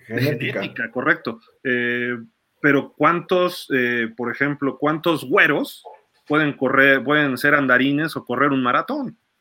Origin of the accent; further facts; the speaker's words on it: Mexico; Siendo mexicano